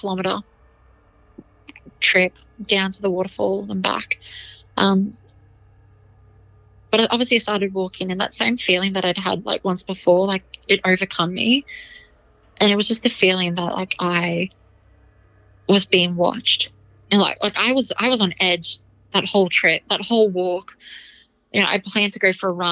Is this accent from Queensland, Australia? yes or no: yes; Blackwater, Queensland, Australia; I grew up in Blackwater in central Queensland